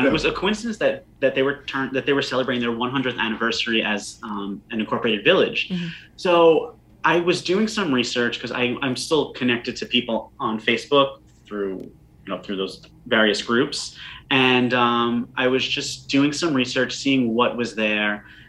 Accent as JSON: {"language": "English", "area": "Long Island", "region": "New York", "country": "United States", "tie": "born or raised there", "moved": "as an adult", "lives_now": "New York City, United States", "said": "I live in the city, but I grew up on Long Island."}